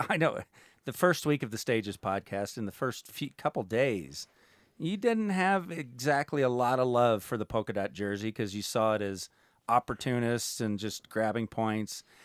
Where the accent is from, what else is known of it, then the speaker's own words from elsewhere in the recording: United States; as an American